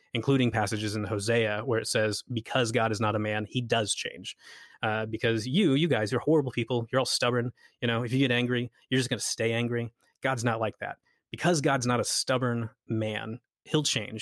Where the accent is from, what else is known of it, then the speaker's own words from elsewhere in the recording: United States; moved away as an adult; now in Scotland, United Kingdom; I'm from America, but I work in Scotland